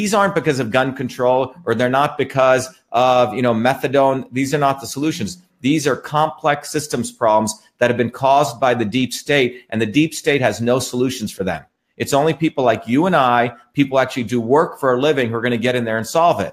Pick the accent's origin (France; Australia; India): India; also born or lived in New Jersey; now in Massachusetts, United States; I grew up in India, where my grandparents were poor village farmers.